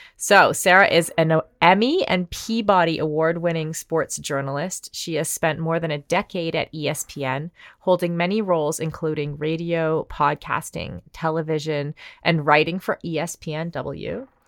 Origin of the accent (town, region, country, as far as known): Canada